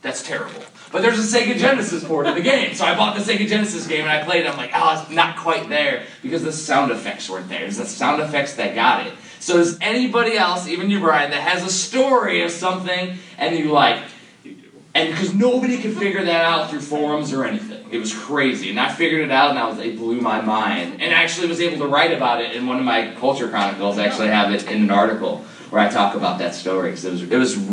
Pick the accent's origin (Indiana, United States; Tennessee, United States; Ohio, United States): Indiana, United States; Cedar Lake; now in Maryland, United States; I'm from Cedar Lake, Indiana